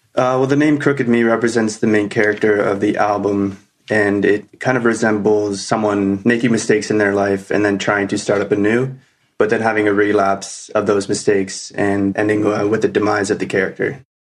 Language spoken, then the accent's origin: English; Wasaga Beach, Ontario, Canada; I grew up here in Wasaga, just like Rebecca